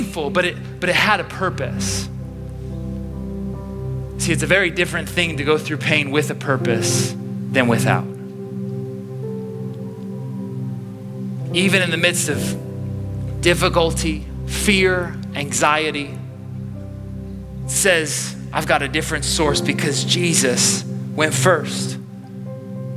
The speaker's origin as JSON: {"language": "English", "town": "Chicago", "region": "Illinois", "country": "United States", "moved": "as an adult", "lives_now": "Orange County, United States", "said": "being from Chicago"}